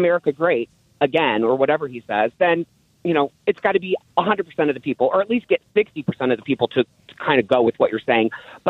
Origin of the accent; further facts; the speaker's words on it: United States; I, as an American